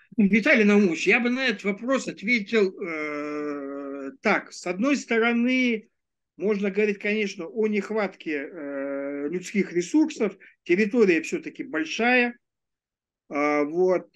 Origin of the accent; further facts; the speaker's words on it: Ulan-Ude, Buryatia, Russia; moved away; Улан-Удэ, это мой родной город